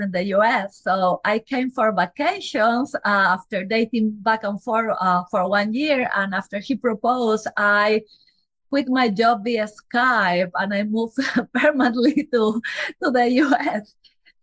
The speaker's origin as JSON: {"language": "English", "country": "Peru", "second_language": "English", "moved": "as an adult", "lives_now": "United States", "said": "I am from Peru. I am a Latin girl."}